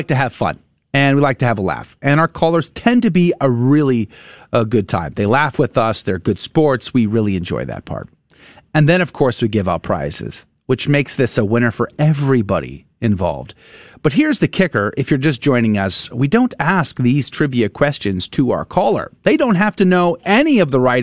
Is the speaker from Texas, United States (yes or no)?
yes; San Antonio, Texas, United States; I grew up in San Antonio